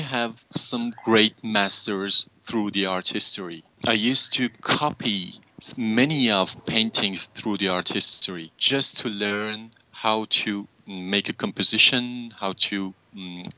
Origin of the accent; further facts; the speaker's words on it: Durud, Lorestan, Iran; also born or lived in Tehran; I was born in Iran, in a small city 5 hours far from Tehran named Durud